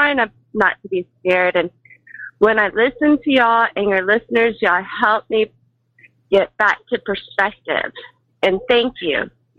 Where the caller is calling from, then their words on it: Tomball, Texas, United States; from Tomball, Texas.